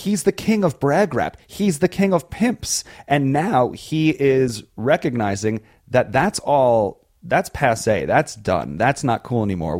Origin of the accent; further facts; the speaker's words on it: New York, United States; Growing up in New York, you get really cool opportunities to intern at really cool places.